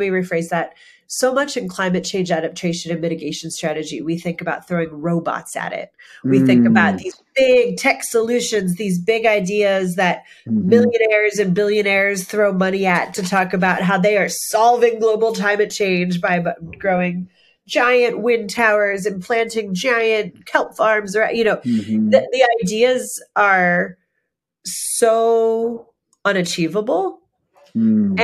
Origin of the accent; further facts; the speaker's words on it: Pennsylvania, United States; moved away as an adult; now in Maine, United States; I'm from Pennsylvania. I'm from coal country.